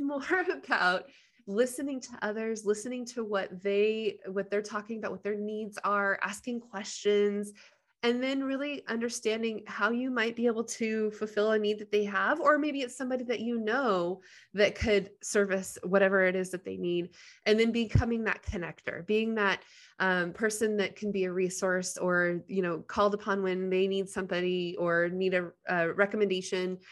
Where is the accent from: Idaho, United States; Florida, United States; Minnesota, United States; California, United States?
Idaho, United States; Middleton; also born or lived in Nampa, Idaho / Seattle, Washington; I grew up, uh, rural, small town, uh, Middleton, Caldwell area